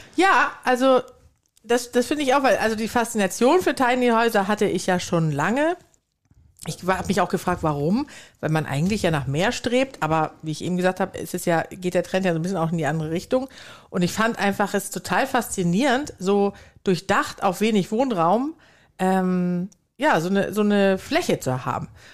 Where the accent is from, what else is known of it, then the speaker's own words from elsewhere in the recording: Sweden; now in Germany; ich komme ja nicht nur aus Schweden, sondern bin auch noch auf dem Land aufgewachsen